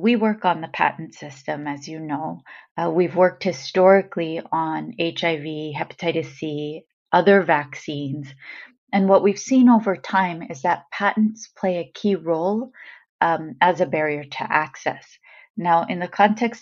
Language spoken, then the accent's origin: English; United States; I say this as an American